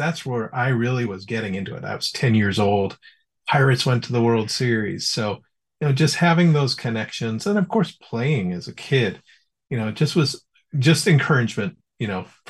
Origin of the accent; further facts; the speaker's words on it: Chicago, Illinois, United States; I'm from Chicago. It's very cold in the winter.